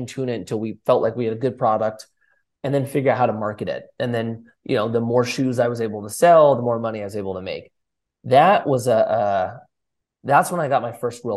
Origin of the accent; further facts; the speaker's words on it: Southern California, United States; Born and raised in Southern California